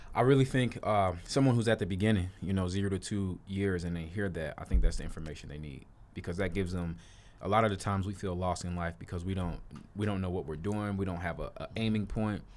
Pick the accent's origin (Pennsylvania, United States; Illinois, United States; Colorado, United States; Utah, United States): Illinois, United States; Chicago; I'm from Chicago, I'm a city boy